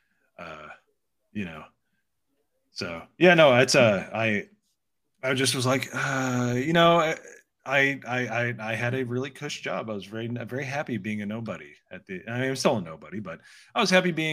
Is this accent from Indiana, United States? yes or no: yes; Indiana, United States; moved away as an adult; now in South Carolina, United States; we're from Indiana